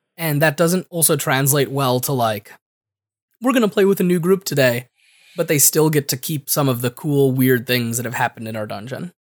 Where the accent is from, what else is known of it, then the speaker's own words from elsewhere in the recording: Connecticut, United States; I'm from Connecticut, and I don't say enough consonants in the middle of my words